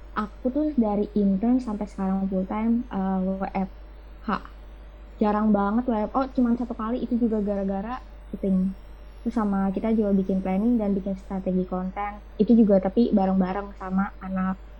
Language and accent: Indonesian; Depok, West Java, Indonesia; also born or lived in Jatinangor; aku kan pindah nih ke tempat asal aku di Depok